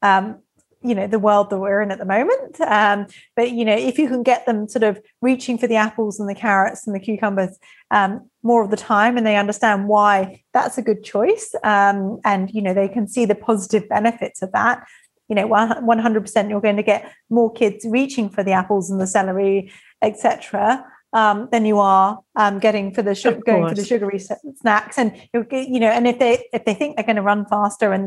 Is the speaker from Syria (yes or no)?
no; England, United Kingdom; I'm English